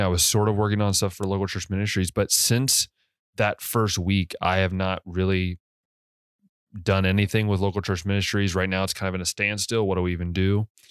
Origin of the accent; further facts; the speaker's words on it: United States; moved away as an adult; now in Hungary; as an American, I do all the time